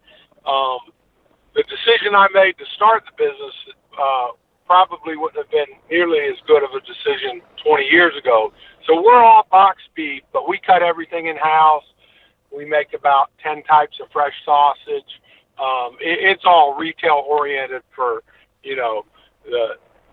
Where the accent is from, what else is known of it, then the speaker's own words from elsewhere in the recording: North Carolina, United States; also born or lived in Birmingham / New England; now in Northwest Florida, United States; I'm originally from North Carolina, but I've lived in Florida, Northwest Florida, most of my adult life